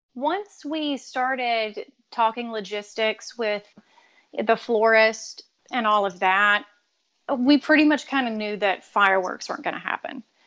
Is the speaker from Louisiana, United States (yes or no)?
yes; Louisiana, United States; we're both from Louisiana